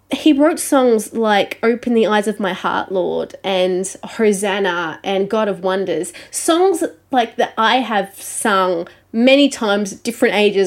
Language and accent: English; Australia; accent: Australian; I am an Australian music journalist